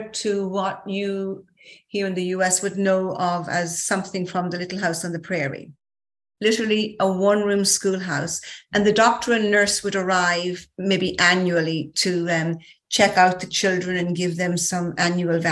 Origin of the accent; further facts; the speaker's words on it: Ireland; moved away as an adult; now in New York, United States; I grew up in Ireland, actually in rural Ireland, and went to school in Ireland and came out to the USA as a qualified nurse in 1988.